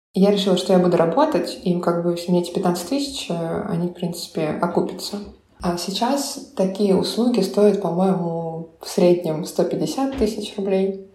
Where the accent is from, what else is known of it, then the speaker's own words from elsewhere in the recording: Voronezh, Voronezh Oblast, Russia; moved away as an adult; also born or lived in Italy; now in Berlin, Germany; я из Воронежа.